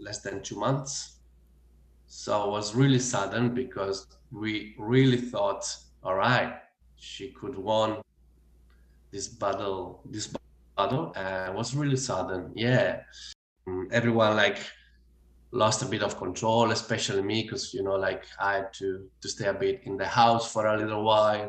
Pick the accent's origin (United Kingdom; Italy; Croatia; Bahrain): Italy; English is a second language; moved away as an adult; now in Australia; I bought one ticket to the farthest place on earth from Italy, and that was Australia